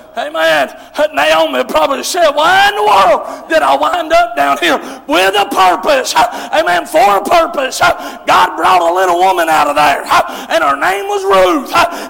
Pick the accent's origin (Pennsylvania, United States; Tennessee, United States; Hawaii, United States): Tennessee, United States; Some folks, when I talk, they think I'm from Southeast Kentucky. I'm right on the border, but I'm still across the border. I'm down there in Tennessee.